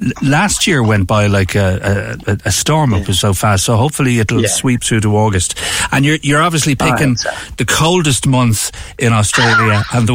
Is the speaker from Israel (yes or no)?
no; Ireland; I mean, being Irish, it's almost a genetic thing for us, gravitating towards Irish pubs and that.